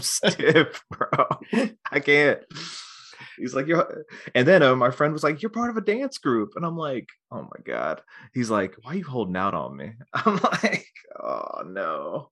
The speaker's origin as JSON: {"language": "English", "area": "near Wilmington", "region": "North Carolina", "country": "United States", "said": "I'm actually from, like, around Wilmington, well, just outside Wilmington."}